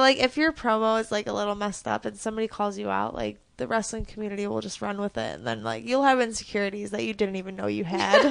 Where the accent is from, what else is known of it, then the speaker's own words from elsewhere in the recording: Chicago, Illinois, United States; also born or lived in Houston, Texas; I knew I still got, like, in-state tuition, so I moved back to Chicago from Houston